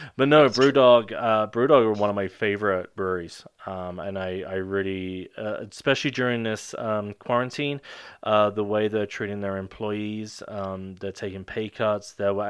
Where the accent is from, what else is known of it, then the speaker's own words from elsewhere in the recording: United Kingdom; I'm British.